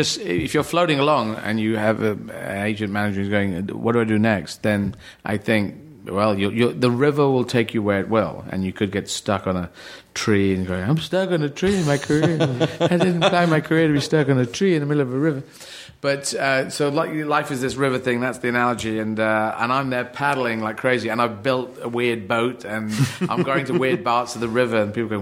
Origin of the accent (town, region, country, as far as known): Aden, Yemen; born there